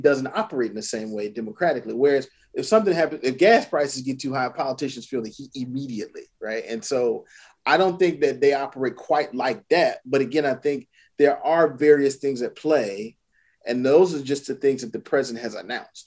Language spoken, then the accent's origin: English; South Carolina, United States; I'm from South Carolina